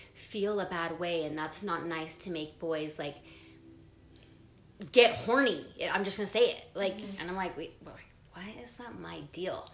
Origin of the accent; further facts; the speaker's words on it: Provo, Utah, United States; I grew up in Provo